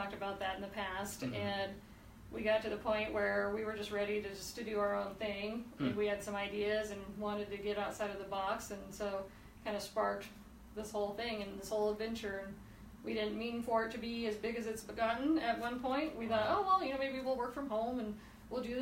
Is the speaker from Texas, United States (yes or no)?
no; Colorado Springs, Colorado, United States; been born and raised in Colorado Springs, went to Wasson, so go T-Birds. Just couldn't imagine living anywhere else